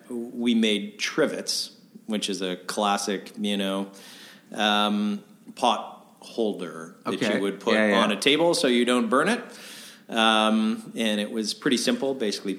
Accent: Winnipeg, Manitoba, Canada; moved away as an adult; also born or lived in Brandon, Manitoba / Kingston, Ontario / New York / Toronto; I was born in Brandon, Manitoba, and lived there till kind of grade 6, and then spent my junior high and high school years in Winnipeg

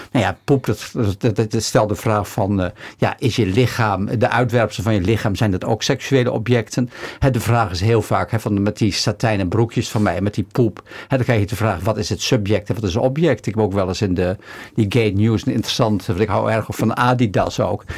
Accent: Bedum, Groningen, Netherlands; now in Amsterdam, Netherlands; in dat dorp waar ik vandaan kom

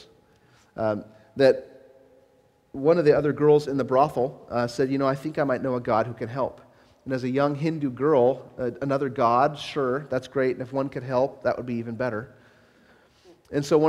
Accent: Southern California, United States; I grew up in Southern California

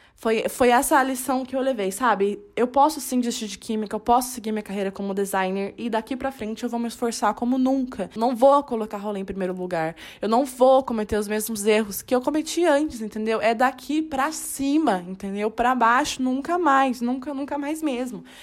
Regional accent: Salto, São Paulo, Brazil; moved away as an adult; now in Londrina, Brazil; eu sou do interior, eu sou de Salto.

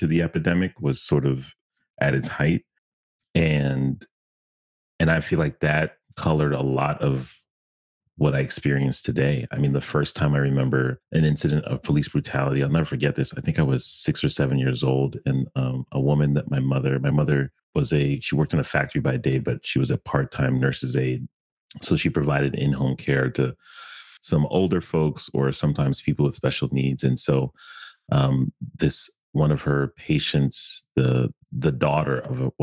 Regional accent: Stamford, Connecticut, United States; I was born and raised in Connecticut in an interesting time

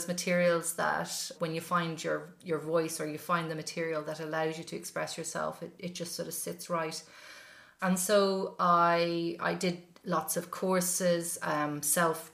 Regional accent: Dublin, Leinster, Ireland; moved away as an adult; now in Edinburgh, United Kingdom; I am originally from Temple Oak and Dublin, and I'm currently living in Edinburgh

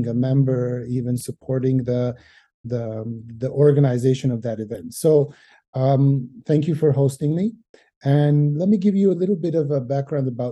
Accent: Montreal, Quebec, Canada; moved away as an adult; now in Armenia; I'm originally from Montreal. That's where I grew up and I studied

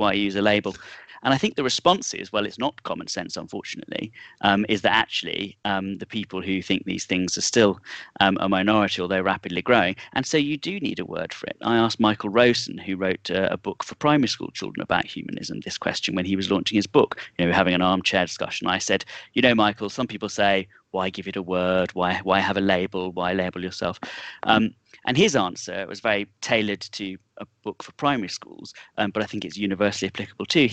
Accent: Nuneaton, West Midlands, United Kingdom; I was born in the George Eliot Hospital, that's why. We share a hometown.

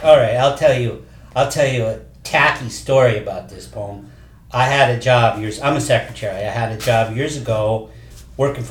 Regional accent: Ohio, United States; moved away; I came from Ohio. Yes. Little town.

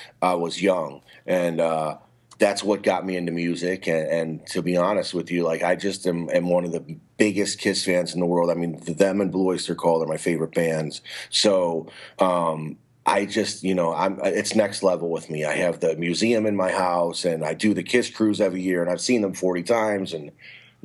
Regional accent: Cleveland, Ohio, United States; moved away as an adult; now in Florida, United States; I am in Florida. That's where I reside. But, I'm originally from Cleveland, but I've been down here in Florida about 5 or 6 years

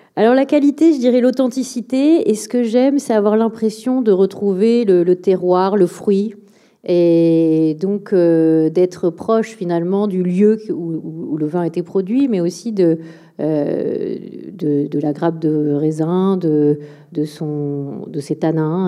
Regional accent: Premières Côtes de Bordeaux, Nouvelle-Aquitaine, France; le le côté euh, vallonné des, de, des, premières côtes de Bordeaux, hein, là où j'ai grandi.

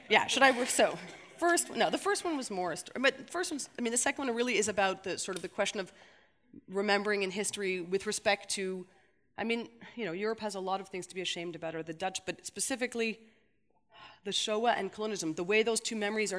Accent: Canada; now in Belgium; I see it as a Canadian

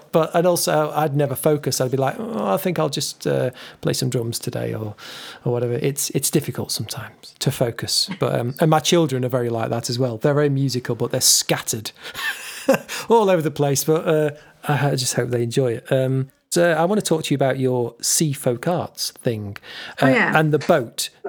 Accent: Derbyshire, East Midlands, United Kingdom; now in Suffolk, United Kingdom; I'm from Derbyshire, and now I've lived in East Anglia for nearly half my life

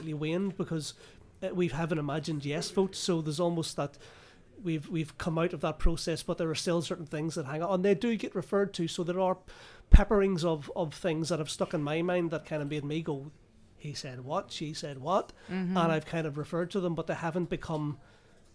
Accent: Northern Ireland, United Kingdom; moved away as an adult; now in Scotland, United Kingdom; I am from Northern Ireland

